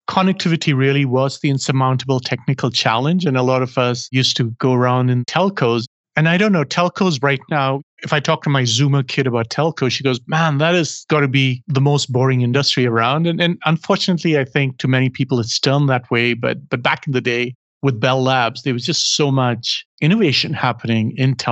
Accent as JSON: {"language": "English", "country": "India", "tie": "born or raised there", "said": "in my case, growing up in India"}